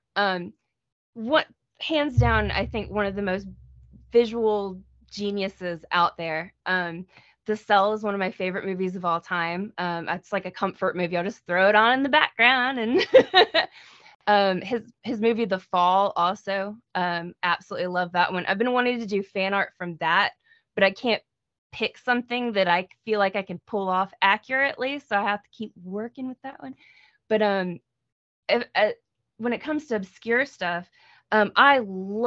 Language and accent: English; United States; I am aggressively American